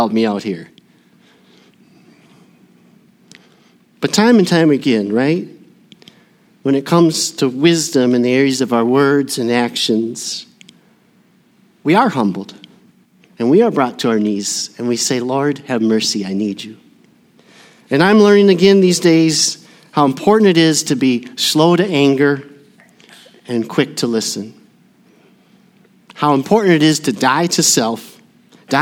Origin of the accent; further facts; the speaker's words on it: Burnsville, Minnesota, United States; my hometown of Burnsville